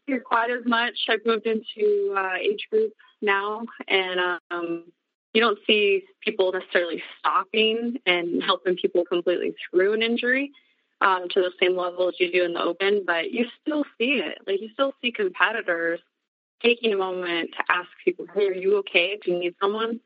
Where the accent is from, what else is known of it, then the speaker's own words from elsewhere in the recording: Montana, United States; born and raised in Montana primarily. Um moved around when I was a kid a little bit